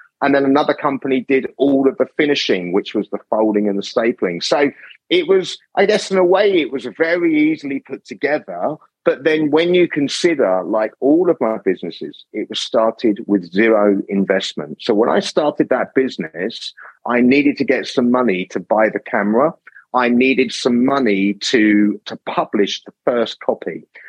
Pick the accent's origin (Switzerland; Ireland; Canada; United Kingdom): United Kingdom; England; accent: English; I get constant comments about my accent being English.